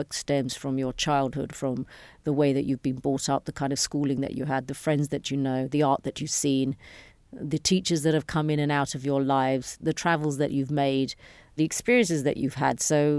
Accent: London, United Kingdom; moved away as an adult; now in India; Sure. I was born in 1969 in London. I lived in the UK till I was 22 years old. And I went to India on a holiday and stayed in India and made a career and started working.

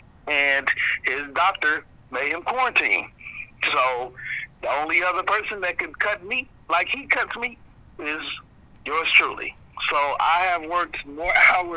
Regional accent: United States; I was born here. I was raised here

